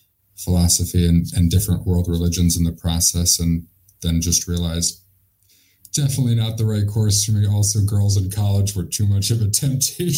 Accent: Hartford, Connecticut, United States; I grew up in Hartford, Connecticut in an Irish and Italian Catholic family

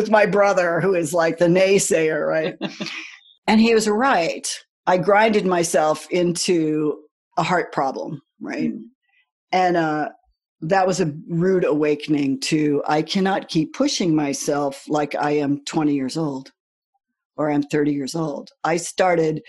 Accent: United States; I grew up in the United States

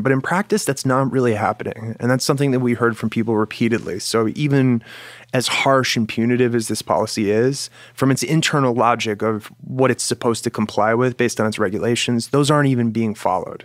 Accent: United States; As an American

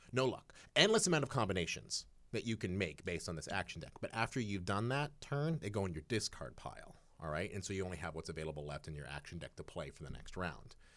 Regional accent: Eugene, Oregon, United States; moved away; I grew up in Eugene, Oregon, which I like to call the last refuge of the great American hippie.

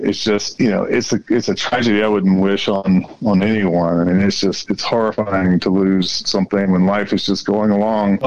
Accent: North Carolina, United States; now in Denver, United States; I grew up in North Carolina and my parents are still there, I've got 2 brothers there.

